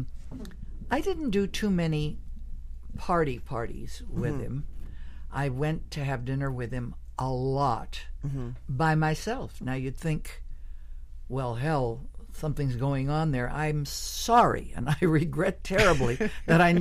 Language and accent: English; Montreal, Quebec, Canada; moved away; he knew I was from Montreal